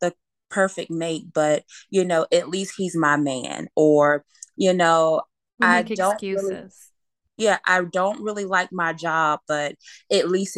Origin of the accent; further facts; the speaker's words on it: Alabama, United States; I'm a girl born and raised in Alabama. We're Southern